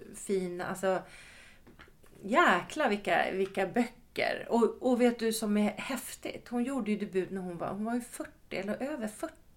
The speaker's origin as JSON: {"language": "Swedish", "town": "Ösmo", "region": "Stockholm County", "country": "Sweden", "tie": "born or raised there", "moved": "as an adult", "said": "i Ösmo, utanför Nynäshamn"}